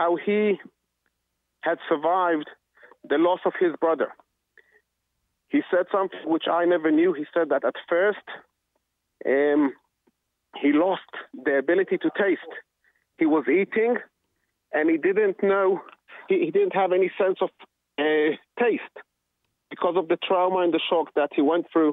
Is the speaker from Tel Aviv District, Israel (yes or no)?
no; Jerusalem, Jerusalem District, Israel; moved away as an adult; now in Efrat; I was brought up in Jerusalem.